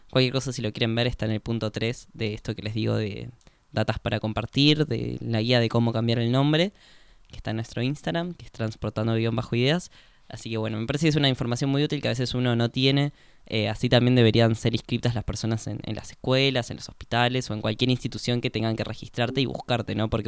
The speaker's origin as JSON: {"language": "Spanish", "region": "Córdoba", "country": "Argentina", "tie": "born there", "said": "yo no tengo el DNI cambiado porque eh, yo nací en Córdoba y tendría que hacer todo el trámite"}